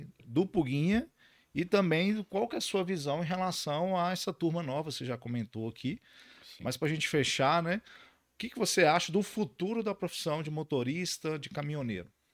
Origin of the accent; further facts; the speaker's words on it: Montes Claros, Minas Gerais, Brazil; sou de Montes Claros, então conheço bem essa realidade da 251